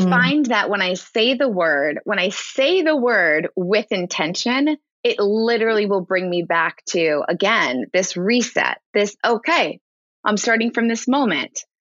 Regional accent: Ridgewood, New Jersey, United States; I grew up in New Jersey and it was public school in New Jersey, in Ridgewood, New Jersey

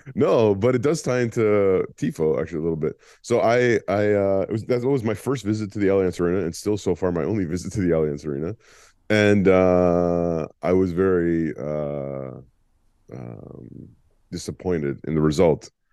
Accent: Ontario, Canada; growing up in Ontario

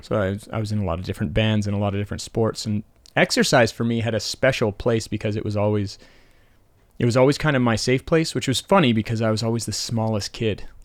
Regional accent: Calgary, Alberta, Canada; I grew up in Temple in northeast Calgary

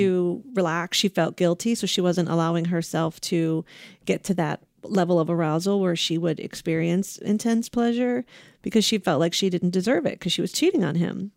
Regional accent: Ohio, United States; now in California, United States; Ohio, my home state, Buckeyes

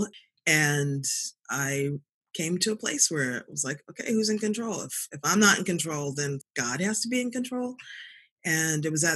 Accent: Boston, Massachusetts, United States; also born or lived in South Africa; I was born in Boston. I'm a Boston girl, went to undergrad and graduate school here

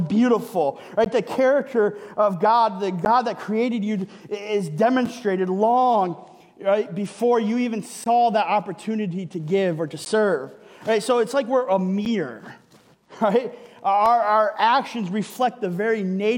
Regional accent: Michigan, United States; moved away; I'm from Michigan. It's where I grew up.

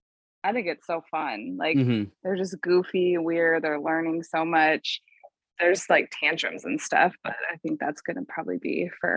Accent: River Falls, Wisconsin, United States; I grew up, I mean, yeah, in Wisconsin, River Falls, Wisconsin, a small town, kind of in the Minnesota area where it's sure. really close to Minnesota

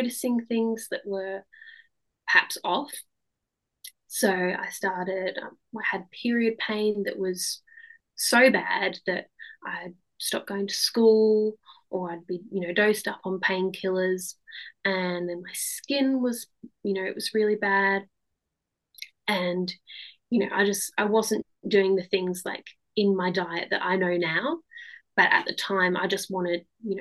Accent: Australia; moved away; And I grew up in Australia, and then we moved over

